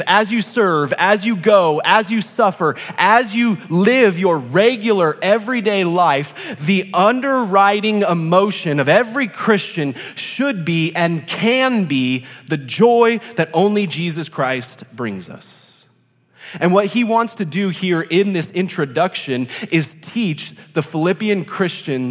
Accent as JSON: {"language": "English", "town": "Rancho Cucamonga", "region": "California", "country": "United States", "said": "I am from Rancho Cucamonga, which is located in Southern California"}